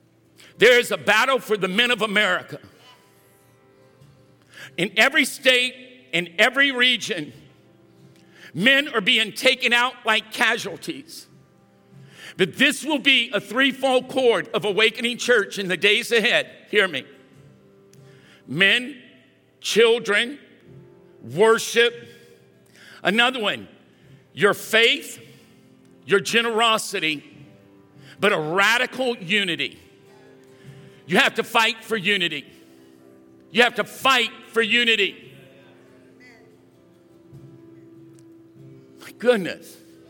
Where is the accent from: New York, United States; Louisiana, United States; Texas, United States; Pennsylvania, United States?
Louisiana, United States; we're both from Louisiana